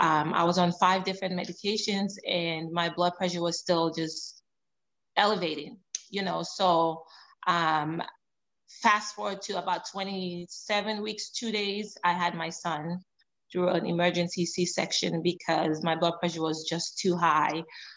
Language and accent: English; Canada; also born or lived in Sierra Leone; now in United States; I was born in Sierra Leone, grew up in Canada, moved to US about 9 years ago.